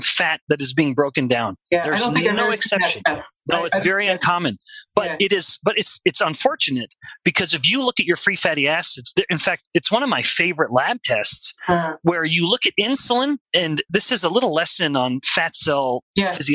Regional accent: Alberta, Canada; we're all Canadians here, I'm from Alberta

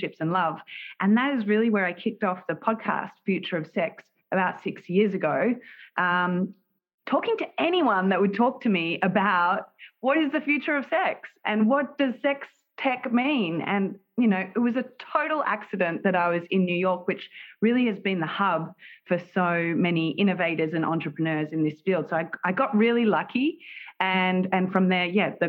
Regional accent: Melbourne, Victoria, Australia; moved away as an adult; now in United States; am from Melbourne, Australia

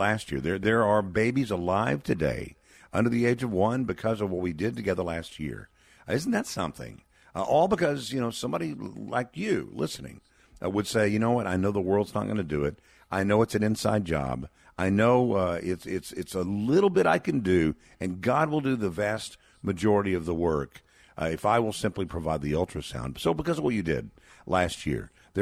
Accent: Texas, United States; my home state of Texas

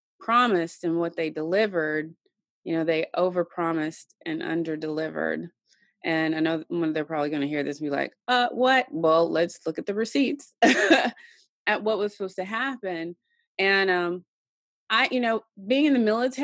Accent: Tennessee, United States; she moved into my grandparents' house out on a farm, farm country in Tennessee. And I grew up there

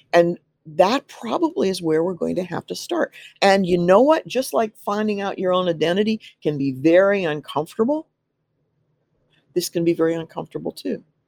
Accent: Midwest, United States; I'm from the Midwest and I'm quite Midwestern in many, many different, uh, ways.

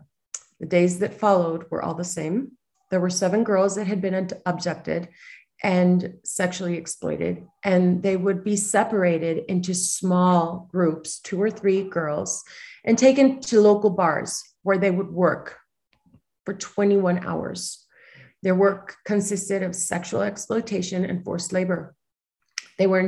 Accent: Mexico City, Mexico; I was born and raised in Mexico City

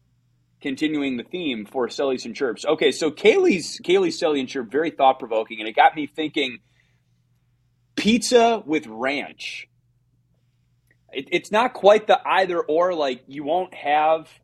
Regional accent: Midwest, United States; as a Midwesterner, I feel like I'm going against my culture

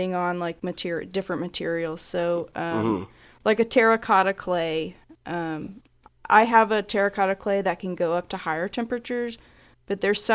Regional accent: Georgia, United States; now in Alabama, United States; I'm from Georgia

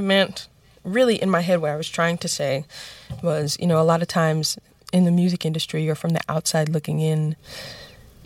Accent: New York City, New York, United States; My grandmother bought a house in the Bronx that we all lived in and still, you know, have and own to this day

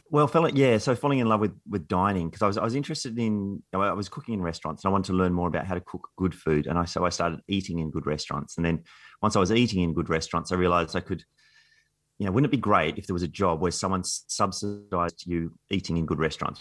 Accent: Canberra, Australian Capital Territory, Australia; I grew up in Canberra, nineteen seventies Canberra

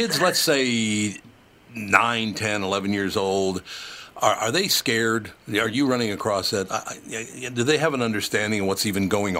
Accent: Minnesota, United States; moved away; we're from Minnesota originally

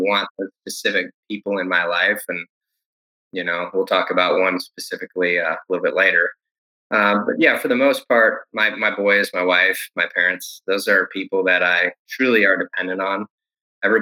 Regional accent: Detroit, Michigan, United States; now in Texas, United States; in Detroit, specifically where I grew up, I moved from Detroit in the heart to East Detroit

